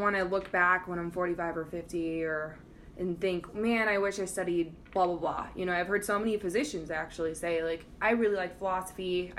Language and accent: English; Denver, Colorado, United States; moved away; also born or lived in Boston; I'm originally from Denver, Colorado.